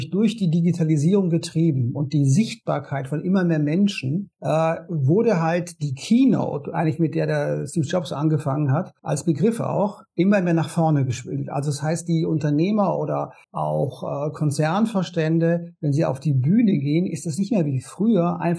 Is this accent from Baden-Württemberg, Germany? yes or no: yes; Konstanz, Baden-Württemberg, Germany; now in Berlin, Germany; ich komme ursprünglich aus Konstanz am Bodensee und lebe jetzt in Berlin und habe zwei Kinder.